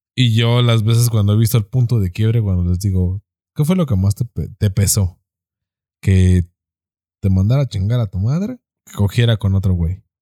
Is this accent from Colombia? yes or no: no; Mexico; como machos mexicanos